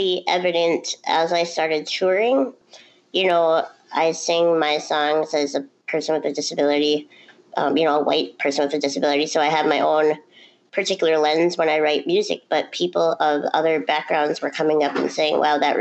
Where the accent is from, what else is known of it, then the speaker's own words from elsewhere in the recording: Duluth, Minnesota, United States; transferred home to my hometown in Duluth, Minnesota